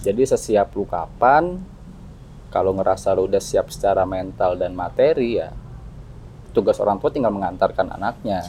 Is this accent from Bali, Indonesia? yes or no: no; Bogor, West Java, Indonesia; udah dari kecil di Bogor